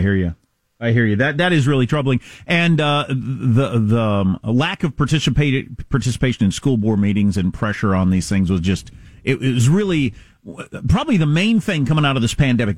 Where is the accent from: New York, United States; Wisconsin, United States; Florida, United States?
Wisconsin, United States; I grew up in Wisconsin, the freaking dairy state